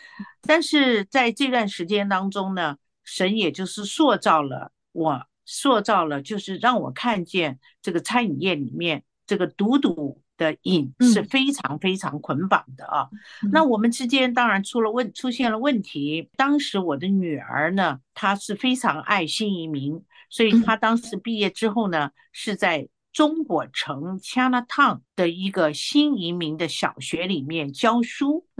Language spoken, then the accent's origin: Chinese; Taiwan; 他是香港来的，我是台湾来的，我们文化上也有冲突啊。